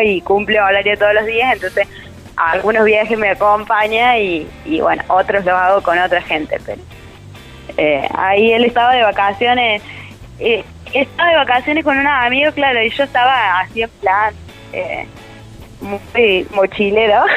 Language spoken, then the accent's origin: Spanish; Almafuerte, Córdoba, Argentina; accent: Cordoba tonada; moved away as an adult; now in Córdoba, Argentina; yo soy de Almofuerte